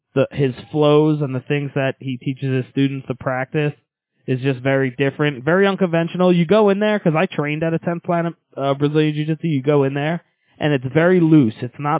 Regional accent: Long Island, New York, United States; moved away as an adult; also born or lived in Colorado; now in Arizona, United States; I grew up in Long Island

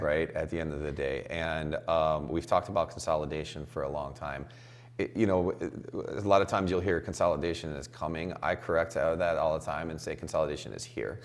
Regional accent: Chicago, Illinois, United States; I'm from Chicago

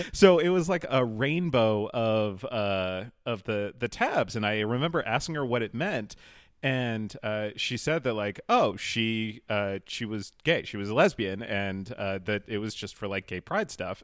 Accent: Holliston, Massachusetts, United States; I grew up outside of Boston, uh, in a tiny little suburb called Holliston

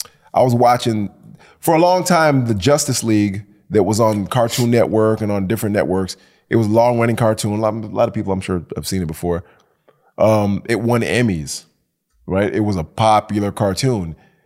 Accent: Detroit, Michigan, United States; also born or lived in Jamaica; I grew up in Detroit, the D.

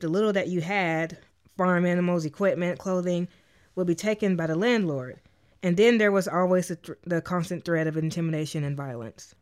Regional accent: Arkansas, United States; we were born and raised in Arkansas

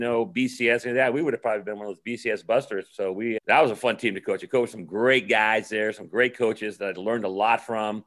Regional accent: San Jose, California, United States; growing up in Almaden, like all the guys said before, it was a great place to live. I was there in the 60s and the 70s

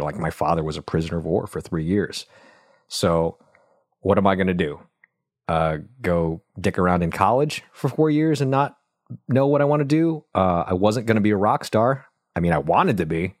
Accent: Buffalo, New York, United States; moved away; also born or lived in Vietnam; I grew up in Buffalo, New York, watching my dad work his butt off

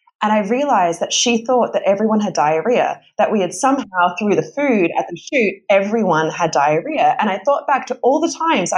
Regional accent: Australia; So whenever I go back to Australia, I turn pretty ochre pretty quickly.

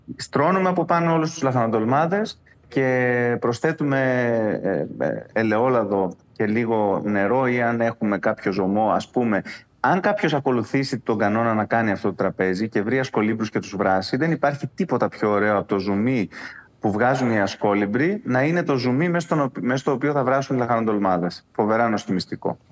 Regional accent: Crete, Greece; moved away as an adult; also born or lived in Kissamos; ε από την Κρήτη έφυγα πολύ μεγάλος. Δηλαδή, μέχρι και τα 28 μου δεν είχα ε, ταξιδέψει

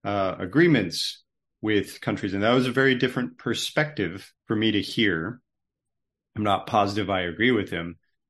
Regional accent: United States; as an American

